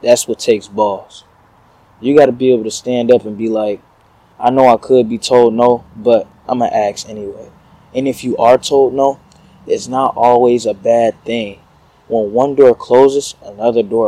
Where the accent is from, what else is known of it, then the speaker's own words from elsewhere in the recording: Detroit, Michigan, United States; moved away as an adult; I'm coming from Detroit